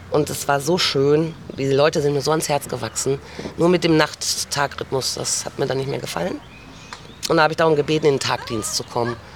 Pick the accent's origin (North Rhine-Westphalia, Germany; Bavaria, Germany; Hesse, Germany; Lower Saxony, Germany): North Rhine-Westphalia, Germany; Dortmund; born there; also born or lived in Gelsenkirchen / Dorsten / Münster / Frankfurt; now in Xanten, Germany; Also ich bin äh, geboren in Dortmund, dann Gelsenkirchen, Dorsten. Dann habe ich meinen Mann kennengelernt, damals dann Münster, Frankfurt, Stuttgart, innerhalb von Stuttgart.